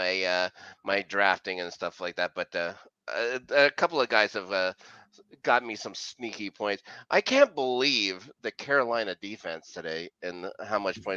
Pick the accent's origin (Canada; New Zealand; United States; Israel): Canada; as a Canadian